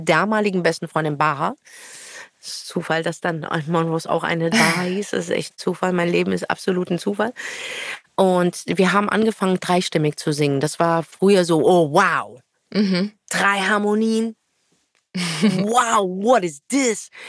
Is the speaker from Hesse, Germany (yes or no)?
yes; Frankfurt, Hesse, Germany; moved away as an adult; now in Berlin, Germany; Ich bin ja Nordweststädterin